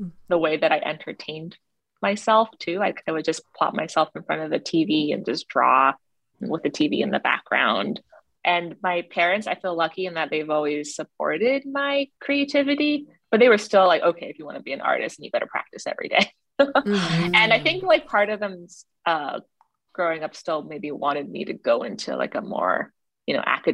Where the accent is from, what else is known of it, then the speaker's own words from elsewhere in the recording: Toronto, Ontario, Canada; also born or lived in China; So I grew up in Toronto, Canada. My parents immigrated from China when I was 2 years old.